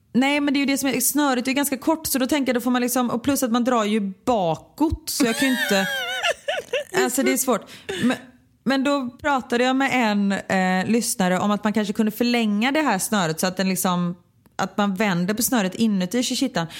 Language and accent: Swedish; Gothenburg, Västra Götaland, Sweden; jag kommer från Örgryte